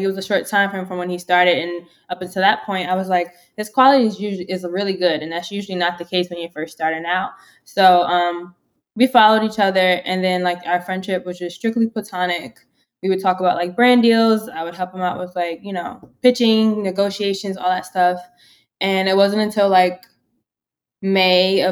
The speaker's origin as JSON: {"language": "English", "region": "New York", "country": "United States", "moved": "as an adult", "lives_now": "Philadelphia, United States", "said": "I'm from New York"}